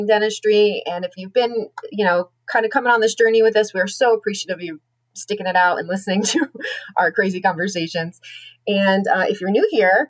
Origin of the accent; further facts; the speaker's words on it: United States; I am your American dental hygiene host